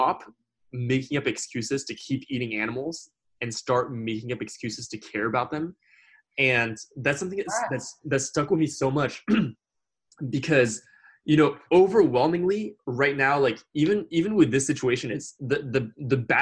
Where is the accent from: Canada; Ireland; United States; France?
France; moved away; I grew up in France and I learned the history of France